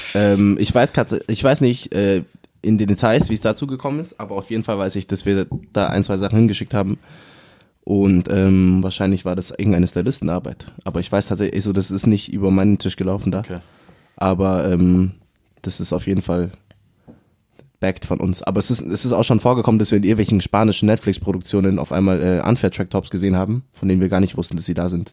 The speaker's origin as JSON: {"language": "German", "town": "Munich", "region": "Bavaria", "country": "Germany", "said": "ich bin aus München."}